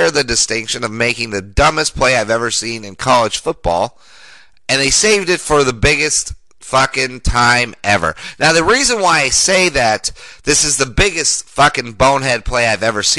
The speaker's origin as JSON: {"language": "English", "region": "Colorado", "country": "United States", "tie": "born or raised there", "said": "I grew up in Colorado"}